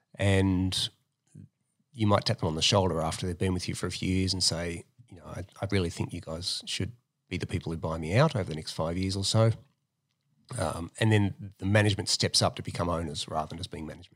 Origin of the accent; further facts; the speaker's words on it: Melbourne, Victoria, Australia; also born or lived in America; now in Sydney, Australia; I'm from Melbourne